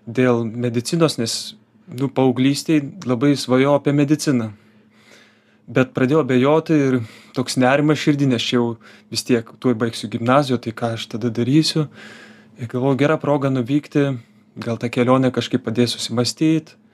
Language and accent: Lithuanian; Lithuania; esu iš Lietuvos